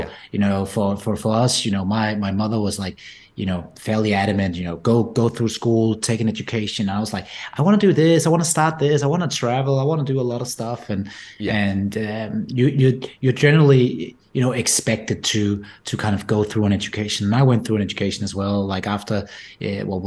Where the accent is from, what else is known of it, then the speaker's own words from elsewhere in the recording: just outside Copenhagen, Capital Region of Denmark, Denmark; accent: Danish; my accent is not typically American or anything. It comes from the Nordics and rather Denmark. So I grew up just outside Copenhagen, Denmark